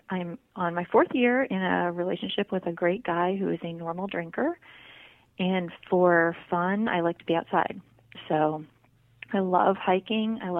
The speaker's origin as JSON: {"language": "English", "town": "Annapolis", "region": "Maryland", "country": "United States", "tie": "born or raised there", "also_born_or_lived": "Germany", "said": "I grew up in two places. I grew up just outside of Annapolis, Maryland, and also uh, on an Air Force base in Germany, where I started drinking, as a matter of fact."}